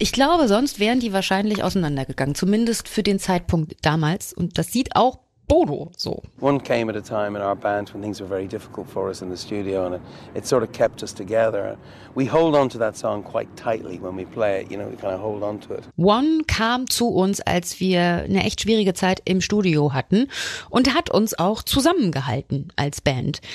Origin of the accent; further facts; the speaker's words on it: Germany; Bei uns in Deutschland